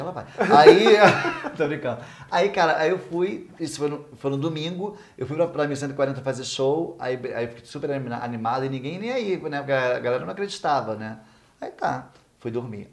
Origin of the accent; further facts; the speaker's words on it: São Gonçalo, Rio de Janeiro, Brazil; foi em São Gonçalo, na minha terra natal